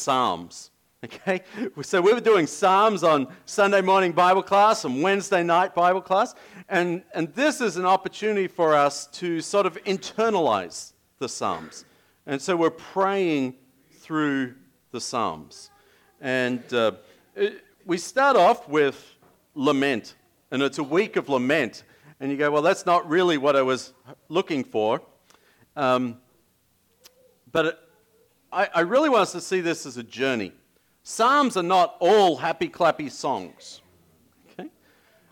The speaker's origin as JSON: {"language": "English", "country": "Australia", "moved": "yes", "said": "as an Australian"}